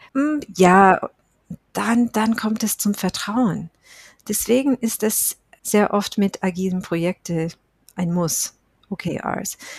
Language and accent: German; United States; German is a second language; moved away as an adult; now in Germany; ich bin Amerikanerin, ich lebe seit Jahren in Deutschland